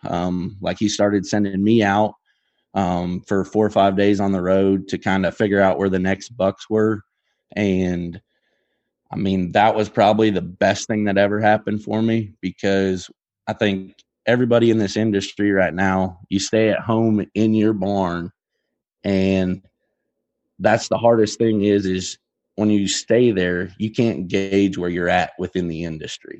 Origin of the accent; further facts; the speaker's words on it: Geneva, Nebraska, United States; I'm from Gene-, Geneva, Nebraska